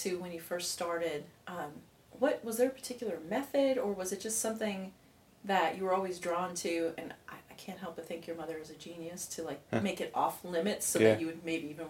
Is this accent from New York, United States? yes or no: yes; Buffalo, New York, United States; moved away; I'm from Buffalo